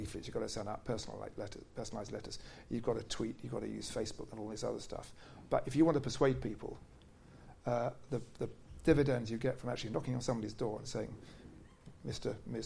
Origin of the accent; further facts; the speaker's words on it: Essex, East of England, United Kingdom; I come from Essex